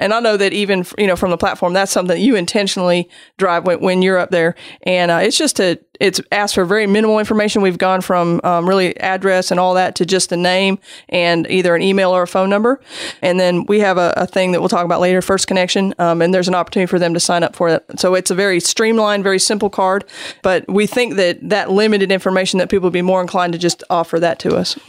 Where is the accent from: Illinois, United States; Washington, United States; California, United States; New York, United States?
Washington, United States; Seattle; moved away as an adult; also born or lived in Germany / Jacksonville, Florida; I'm actually from Seattle